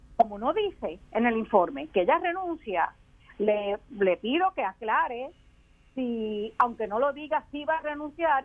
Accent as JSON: {"language": "Spanish", "country": "Puerto Rico", "said": "nosotros somos menos puertorriqueños y puertorriqueñas"}